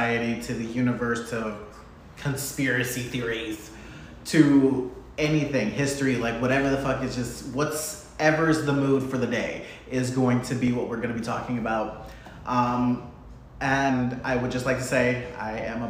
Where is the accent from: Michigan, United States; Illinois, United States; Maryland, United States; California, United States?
Michigan, United States; moved away as an adult; also born or lived in Ohio; now in Florida, United States; I'm from Michigan. I moved down here from Ohio. I've been in Florida for about 6 years now